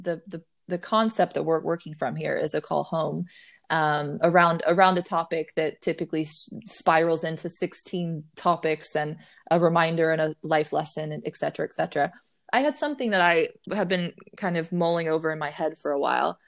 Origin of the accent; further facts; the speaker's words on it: Waynesfield, Ohio, United States; moved away as an adult; also born or lived in Dayton, Ohio / Nashville, Tennessee; What was Waynesfield, Ohio, less than 1,000 people in that small town, super tiny. So I grew up there till I was 14